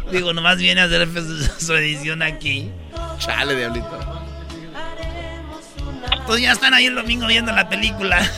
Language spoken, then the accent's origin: Spanish; Michoacán, Mexico; pues yo soy de Michoacán, ya sabes que a nosotros nos gustan familias grandes